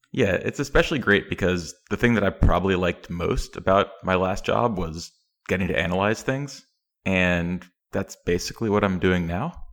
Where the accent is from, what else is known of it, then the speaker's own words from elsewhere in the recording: East Tennessee, United States; I grew up in Tennessee